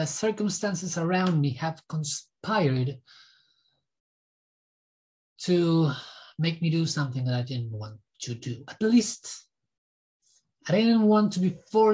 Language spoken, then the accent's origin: English; Argentina; I was born in Argentina